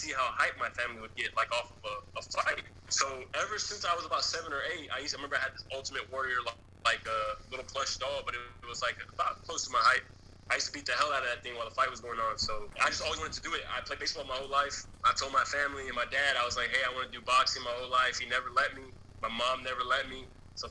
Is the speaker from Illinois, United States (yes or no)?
no; San Antonio, Texas, United States; the neighborhood I grew up in Big Country, man. I grew up in that neighborhood.